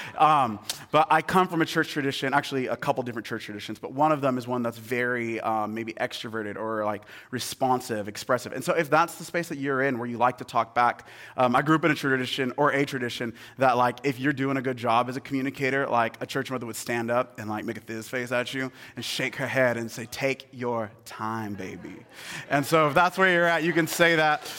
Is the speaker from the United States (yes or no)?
yes; Seattle, Washington, United States; moved away; I'm from Seattle originally, like, I'm a Seattle boy, born and raised.